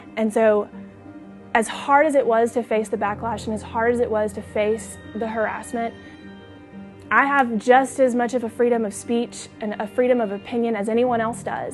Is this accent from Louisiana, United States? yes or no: yes; Shreveport, Louisiana, United States; I'm twenty-two years old, and I'm from Shreveport, Louisiana